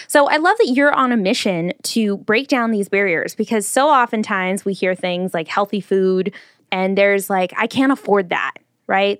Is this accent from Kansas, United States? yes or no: no; Long Beach, California, United States; I grew up in North Long Beach